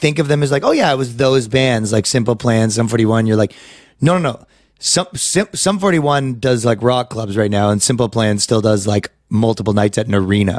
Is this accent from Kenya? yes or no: no; Ajax, Ontario, Canada; I'm from Ajax.